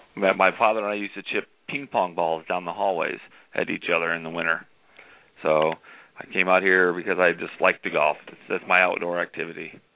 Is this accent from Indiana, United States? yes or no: yes; Indiana, United States; now in Arizona, United States; I grew up in Indiana